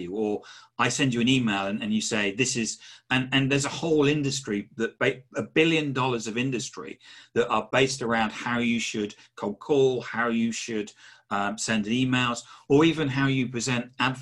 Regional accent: England, United Kingdom; I'm English

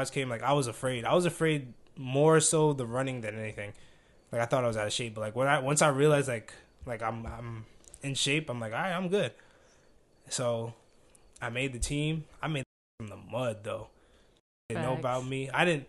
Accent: East Coast, United States; because, like, we're from the East Coast, so your teammates were mostly from the West Coast

